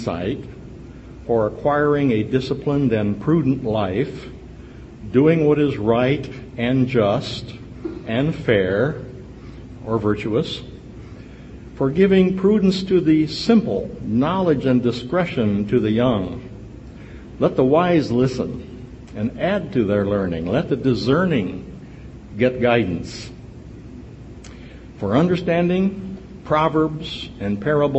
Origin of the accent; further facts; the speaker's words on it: Berne, Indiana, United States; We come from Bern, Indiana